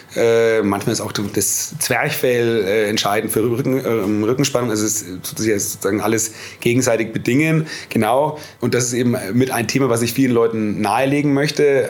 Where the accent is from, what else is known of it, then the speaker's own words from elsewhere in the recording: Nuremberg, Bavaria, Germany; Heimatstadt Nürnberg